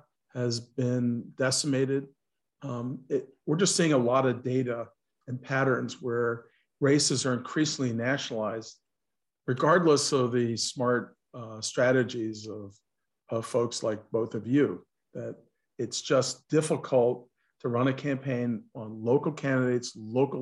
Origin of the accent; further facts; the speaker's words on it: near West Point, New York, United States; I grew up near West Point